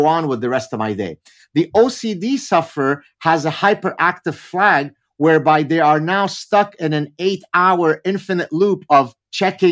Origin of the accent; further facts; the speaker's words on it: Lebanon; first language Arabic; English is a second language; we're Lebanese Jews, so my mother tongue is Arabic